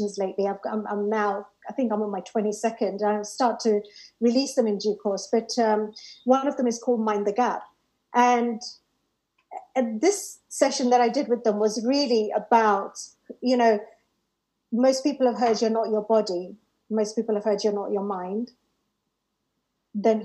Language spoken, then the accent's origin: English; Harrow, London, United Kingdom; the library in Rainer's Lane, which is, you know, where I grew up in Harrow